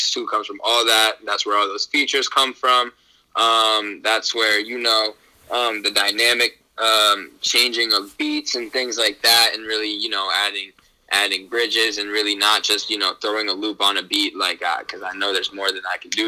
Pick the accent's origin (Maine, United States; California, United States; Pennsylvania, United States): Maine, United States; Portland; moved away as an adult; now in New York, United States; I love Maine, and I'll always represent it as my hometown